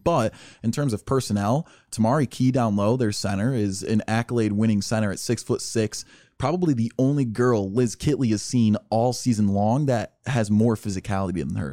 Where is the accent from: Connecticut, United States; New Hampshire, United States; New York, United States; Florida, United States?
New York, United States; as a New Yorker